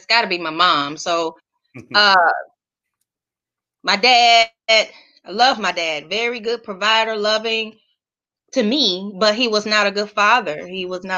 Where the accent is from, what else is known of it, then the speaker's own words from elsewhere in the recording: East St. Louis, Illinois, United States; I was born and raised in East St. Louis, Illinois